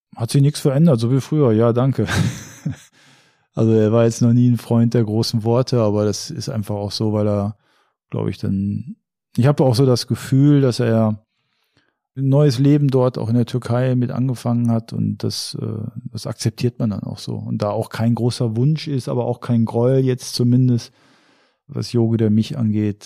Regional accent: Germany; ich bin Deutscher

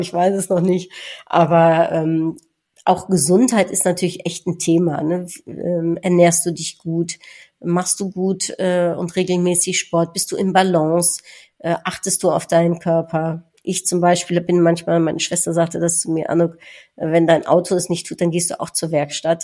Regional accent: Netherlands; als Niederländerin

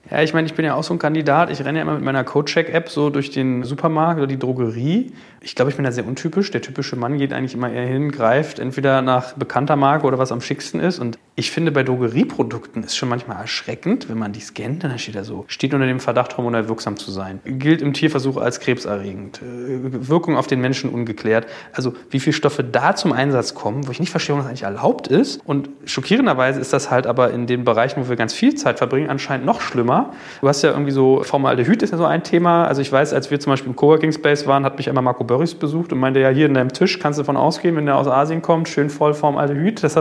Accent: Hamburg, Germany; ich komme aus Hamburg, bin Unternehmer

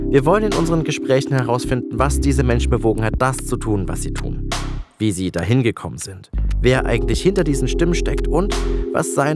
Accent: Munich, Bavaria, Germany; ich komme aus München.

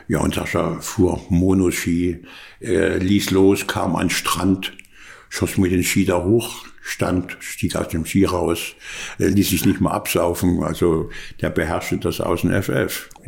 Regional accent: Bad Segeberg, Schleswig-Holstein, Germany; ich bin in Segeberg aufgewachsen.

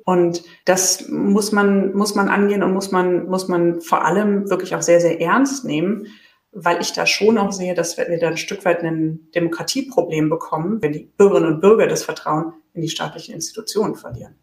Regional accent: Berlin, Germany; ich komme komm ja selbst aus Berlin und sende hier gerade sozusagen aus Berlin

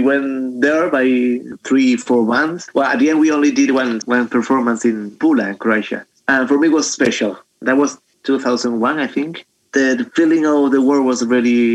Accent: Lebrija, Andalusia, Spain; English is a second language; also born or lived in Jerez; I'm a Gitano person because I'm recognized as a Gitano in Lebrija and Jerez.

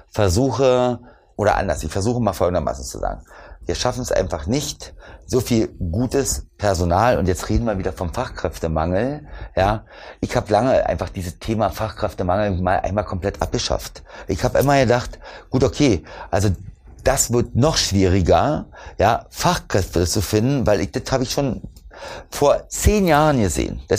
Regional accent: East Germany, Germany; Ich komme ja aus dem Osten

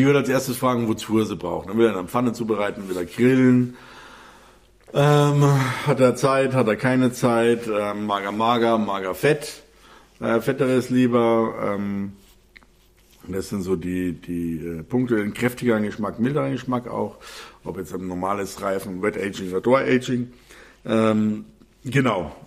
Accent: Bavaria, Germany; hier bei uns in Bayern

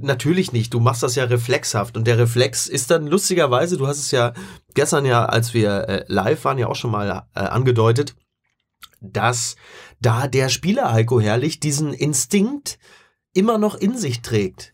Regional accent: Henrichenburg, North Rhine-Westphalia, Germany; auf der Henrichenburger Kirmes in meinem Heimatdorf

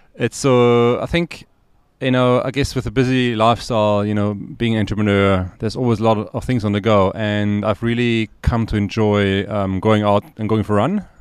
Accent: Austria; moved away as an adult; now in Cape Town, South Africa; I'm originally from Austria.

